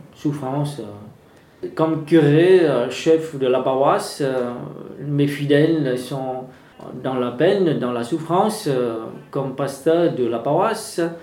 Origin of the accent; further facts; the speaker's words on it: Vietnam; French is a second language; now in France; quand j'ai à ma jeunesse, j'ai déjà eu comme ça chez moi au Vietnam